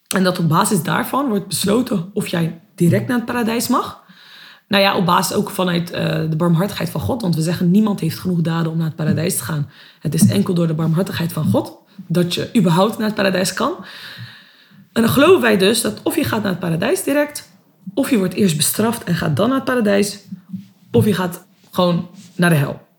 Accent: Netherlands; ben ook gewoon geboren en opgegroeid in Nederland.

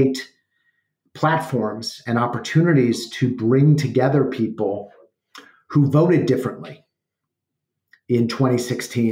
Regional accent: Evanston, Illinois, United States; I grew up in Evanston, Illinois, in a somewhat apolitical family.

